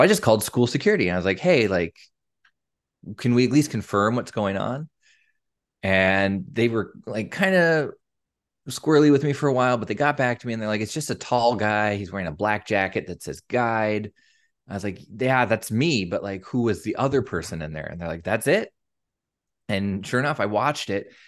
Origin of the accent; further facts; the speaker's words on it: Eastern Washington, United States; moved away as an adult; now in Tacoma, United States; I'm from Eastern Washington.